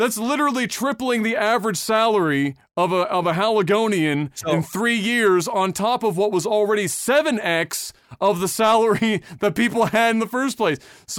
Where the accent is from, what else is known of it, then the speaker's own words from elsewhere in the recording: Quebec, Canada; I'm from Quebec, so we're not in a totally different world either.